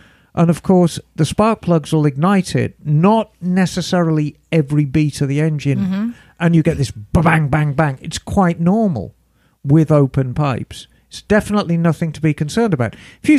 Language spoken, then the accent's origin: English; Buffalo, New York, United States; And I'm from Buffalo, New York.